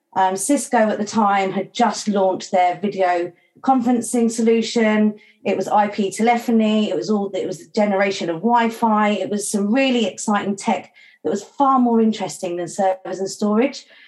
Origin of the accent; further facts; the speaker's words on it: St Neots, East of England, United Kingdom; moved away as an adult; also born or lived in Mallorca; my hometown of St Neots in Cambridgeshire